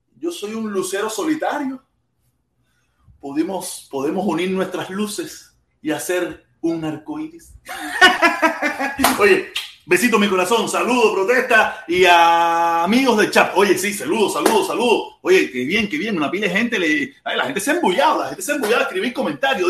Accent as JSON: {"language": "Spanish", "country": "Cuba", "tie": "born or raised there", "said": "todos los que nacimos en Cuba"}